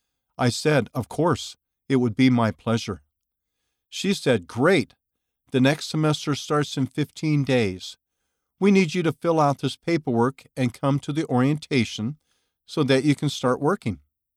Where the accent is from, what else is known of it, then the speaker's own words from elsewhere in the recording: Mexico; When I was younger, I attended a private university in my home state in Mexico.